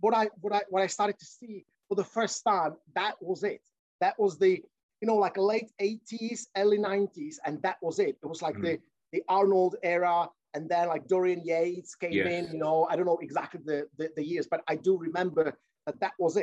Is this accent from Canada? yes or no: no; Czechia; now in United Kingdom; I'm from Czech Republic, and that, mm-hmm, time, you know, that was the post-communistic era